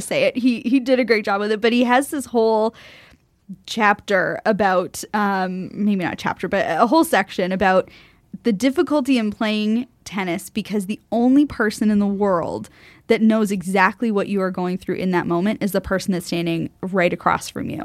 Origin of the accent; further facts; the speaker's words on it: United States; as an American